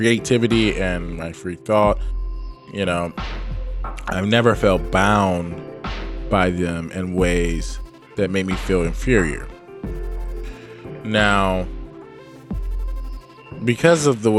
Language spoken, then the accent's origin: English; Detroit, Michigan, United States; also born or lived in Boston, Massachusetts; now in Los Angeles, United States; I am from Detroit, Michigan, and educated in Boston, Massachusetts.